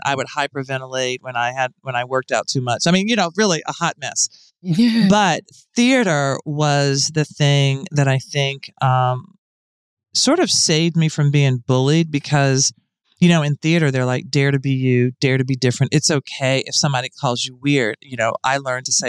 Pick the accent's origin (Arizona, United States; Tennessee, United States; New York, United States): Tennessee, United States; Nashville; I grew up in Nashville